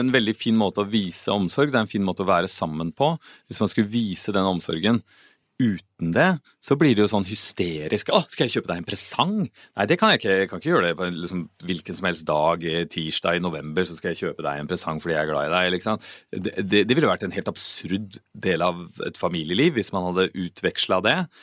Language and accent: Norwegian; Oslo, Norway; Jeg kom fra Oslo, så jeg pleide å gå i Frognerparken på høsten